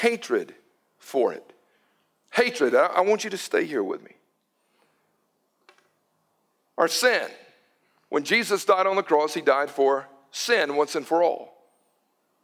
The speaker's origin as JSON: {"language": "English", "town": "Newton", "country": "United States", "tie": "born or raised there", "said": "I was growing up in Newton, my grandparents on the Cash side, they lived on the old mill village"}